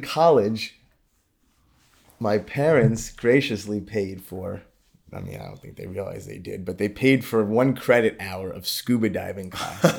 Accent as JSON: {"language": "English", "town": "New York City", "region": "New York", "country": "United States", "tie": "born or raised there", "moved": "yes", "lives_now": "South Florida, United States", "said": "I grew up in Brooklyn, New York"}